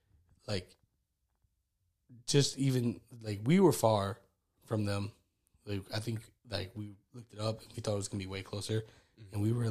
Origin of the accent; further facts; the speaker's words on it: Connecticut, United States; I grew up in Connecticut, so me, like, Hartford to Connecticut was far.